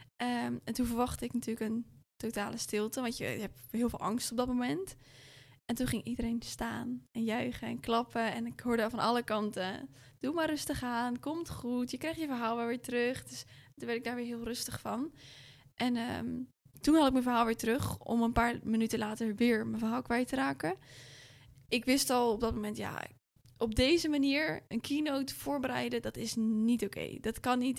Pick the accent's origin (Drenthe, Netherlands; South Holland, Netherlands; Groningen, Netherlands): South Holland, Netherlands; Rotterdam; ik kom ook gewoon uit Rotterdam